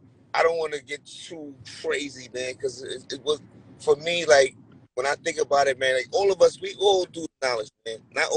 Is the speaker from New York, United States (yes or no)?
yes; New York City, New York, United States; I grew up in Brooklyn in the 80s as a kid